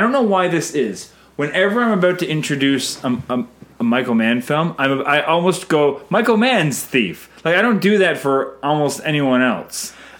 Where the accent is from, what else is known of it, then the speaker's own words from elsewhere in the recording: Canada; I'm Canadian filmmaker